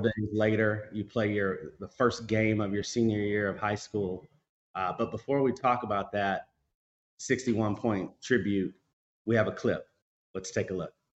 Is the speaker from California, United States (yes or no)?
no; Kentucky, United States; also born or lived in Tennessee; Tennessee, where I was born and I was raised in Kentucky